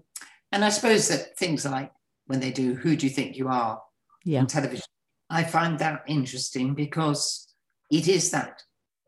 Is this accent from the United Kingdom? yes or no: yes; Gloucestershire, South West England, United Kingdom; also born or lived in Kent; now in Shropshire, United Kingdom; when I grew up, the house I was born in Gloucestershire was built in 1250